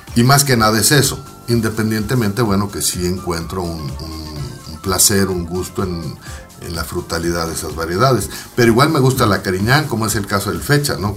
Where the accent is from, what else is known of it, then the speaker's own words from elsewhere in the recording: Mexicali, Baja California, Mexico; also born or lived in Ensenada; La familia es de Ensenada, yo nací en Mexicali.